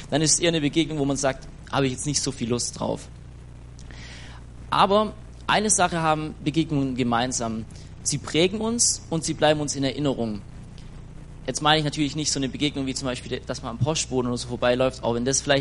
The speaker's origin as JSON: {"language": "German", "town": "Schwäbisch Gmünd", "region": "Baden-Württemberg", "country": "Germany", "said": "ich komme aus"}